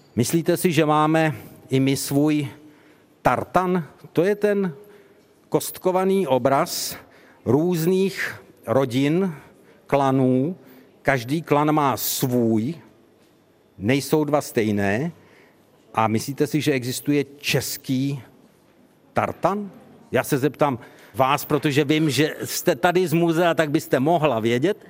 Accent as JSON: {"language": "Czech", "country": "Czechia", "said": "my jako Češi máme taky svůj tartan"}